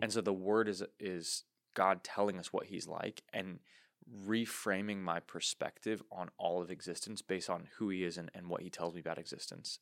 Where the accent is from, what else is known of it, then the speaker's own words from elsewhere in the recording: United States; us as American Christians